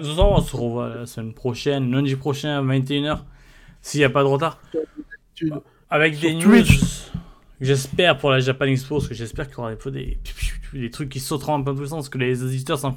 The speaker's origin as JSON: {"language": "French", "country": "Italy", "said": "Ouais, j'ai le droit, je suis italien."}